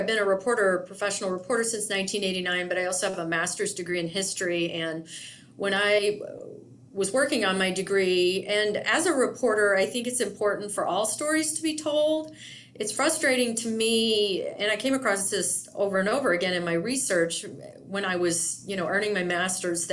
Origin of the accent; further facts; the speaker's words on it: Indiana, United States; now in Yakima, United States; not being from this area, I'm originally from Indiana